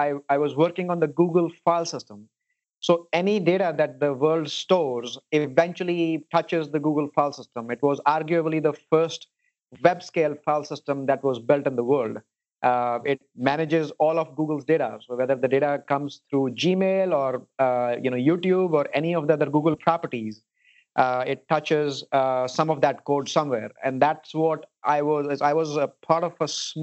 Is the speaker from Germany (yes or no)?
no; India; moved away as an adult; also born or lived in Houston, Texas; now in Silicon Valley, United States; I spent about 22 years of my life growing up in India.